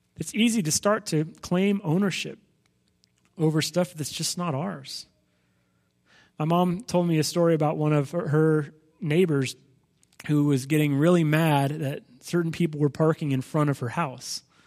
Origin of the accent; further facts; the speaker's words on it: Los Angeles, California, United States; I grew up in Los Angeles